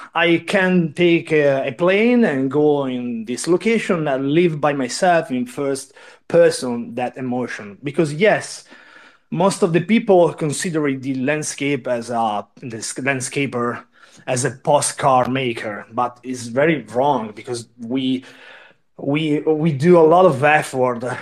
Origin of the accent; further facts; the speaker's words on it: Italy; I'm from Italy